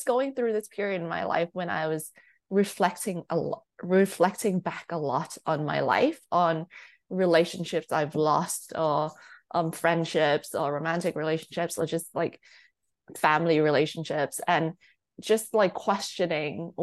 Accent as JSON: {"language": "English", "country": "Thailand", "tie": "born or raised there", "said": "I'm not from the UK or I'm not from the US, so I'm like born and raised in Thailand"}